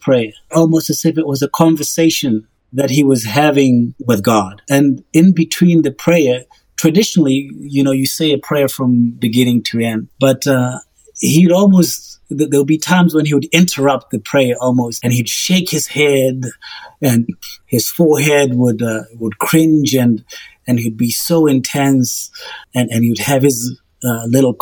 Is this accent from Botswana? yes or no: yes; Botswana; moved away as an adult; now in Oklahoma, United States; I grew up in Botswana